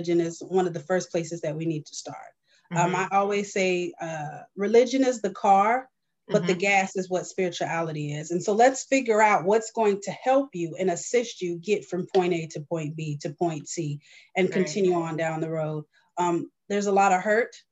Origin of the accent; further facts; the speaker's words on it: North Carolina, United States; moved away; also born or lived in Delaware / Maryland; I am originally from North Carolina, so I'm very much Southern